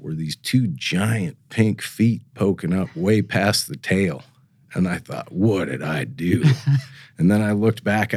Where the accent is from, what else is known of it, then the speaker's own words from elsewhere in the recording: Missoula, Montana, United States; moved away as an adult; also born or lived in Alaska; now in North Dakota, United States; I grew up in Missoula, Montana.